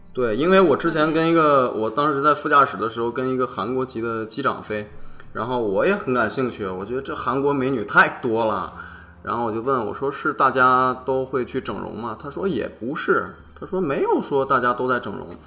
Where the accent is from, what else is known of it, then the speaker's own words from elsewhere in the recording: Xining, Qinghai, China; moved away; 我老家是在，呃，我们祖国的大西北